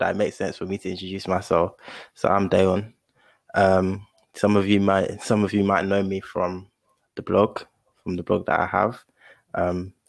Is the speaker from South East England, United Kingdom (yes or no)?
yes; Gravesend, South East England, United Kingdom; I'm from Kent. So yeah, obviously Southeast, specifically Gravesend